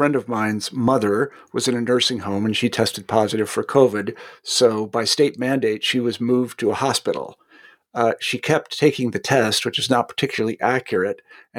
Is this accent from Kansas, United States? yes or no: yes; Kansas, United States; I mean, it's funny you mentioned this because I'm from Kansas originally, so I follow what goes on in Kansas.